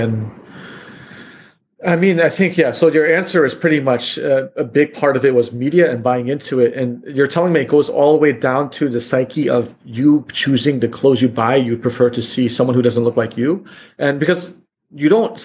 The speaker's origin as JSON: {"language": "English", "country": "United States", "tie": "born or raised there", "moved": "as an adult", "said": "growing up in America"}